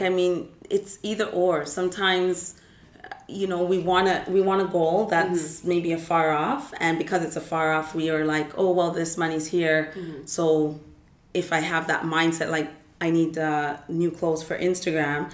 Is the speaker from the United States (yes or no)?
no; United Kingdom; now in Canada; I'm British